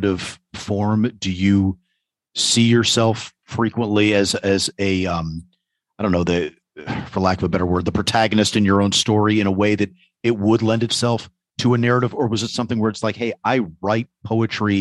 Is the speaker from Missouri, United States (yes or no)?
no; New York, United States; as a New Yorker